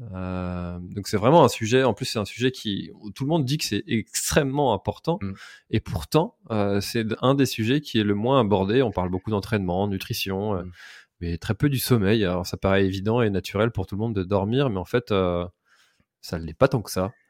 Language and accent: French; Brittany, France; en tant que breton